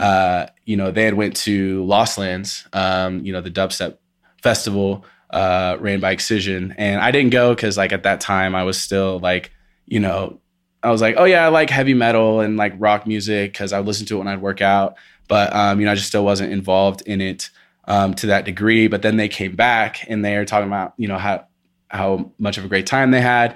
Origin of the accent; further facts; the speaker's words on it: Indiana, United States; moved away as an adult; now in Colorado, United States; I'm from, uh, Indiana, Midwest, born and raised till I was twenty-one, moved out here when I was twenty-one